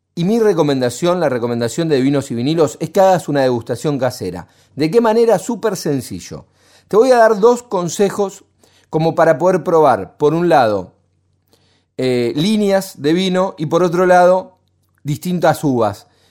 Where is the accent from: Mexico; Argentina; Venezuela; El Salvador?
Argentina; los argentinos a veces somos muy pesimistas